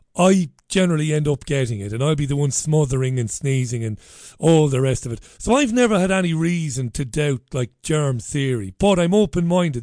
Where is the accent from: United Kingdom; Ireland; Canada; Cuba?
Ireland; I'm an Irish guy